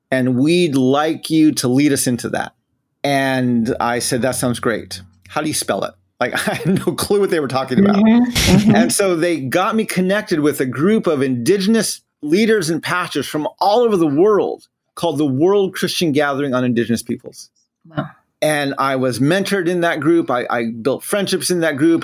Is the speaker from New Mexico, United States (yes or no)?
yes; Gallup, New Mexico, United States; moved away; also born or lived in Denver, Colorado / Navajo Nation; I grew up in the Southwest near Gallup, New Mexico, which is a border town to the Navajo Nation